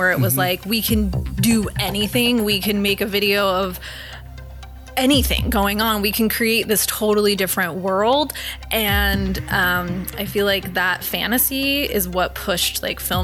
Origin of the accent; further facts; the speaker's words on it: Charlotte, North Carolina, United States; moved away as an adult; also born or lived in Thousand Oaks, California / Winston-Salem, North Carolina; now in Los Angeles, United States; I was born in Thousand Oaks, which is about an hour north of where we are right now. And I grew up there until I was 9 years old. And then I moved to Charlotte, North Carolina